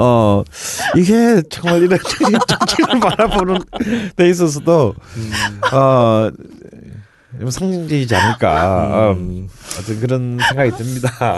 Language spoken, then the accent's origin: Korean; southeastern coast of Korea, South Korea; moved away; 제 고향 같은 동남해안 쪽에서는